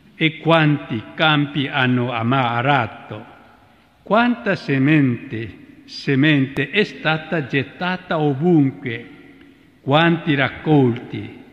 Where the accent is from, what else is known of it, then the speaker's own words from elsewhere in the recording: South Korea; now in Rome, Italy; provengo dalla Corea, una terra bagnata dal sangue dei martiri